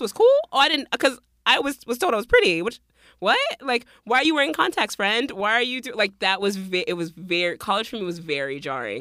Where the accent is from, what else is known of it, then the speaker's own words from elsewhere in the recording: Miami, Florida, United States; moved away; also born or lived in North Carolina / Liberia (family); I grew up in Miami and then we moved to North Carolina and then I went back to school in Miami.